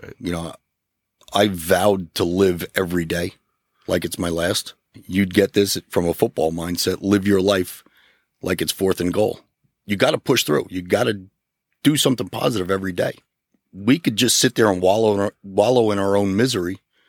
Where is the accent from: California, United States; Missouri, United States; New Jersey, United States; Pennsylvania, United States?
New Jersey, United States; North Arlington; growing up in North Arlington.